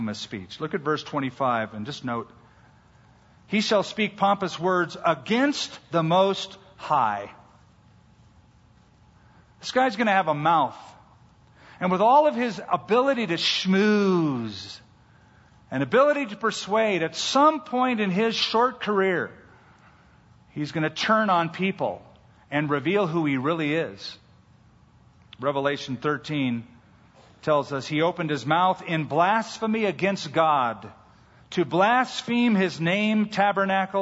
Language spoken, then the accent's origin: English; California, United States; I'm a Californian